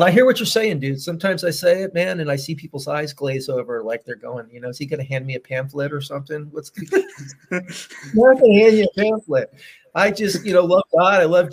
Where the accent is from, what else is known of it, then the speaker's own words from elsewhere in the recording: Philadelphia, Pennsylvania, United States; moved away as an adult; I am a Philadelphian. I'm from the Philly area.